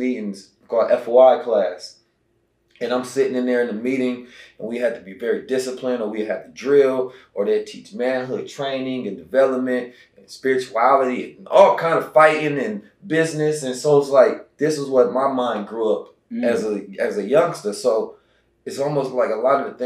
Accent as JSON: {"language": "English", "town": "Oakland", "region": "California", "country": "United States", "tie": "born or raised there", "also_born_or_lived": "St. Louis, Missouri", "moved": "yes", "said": "I was born in St. Louis, but I was raised in Oakland"}